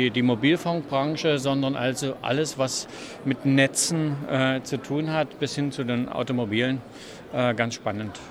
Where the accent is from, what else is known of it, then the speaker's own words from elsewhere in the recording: Dresden, Saxony, Germany; Ich komme aus Dresden, bin Fachhändler in der Telekommunikationsbranche